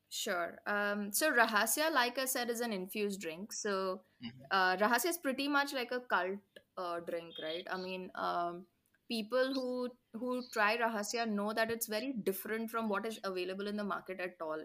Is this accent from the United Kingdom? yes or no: no; India; as an Indian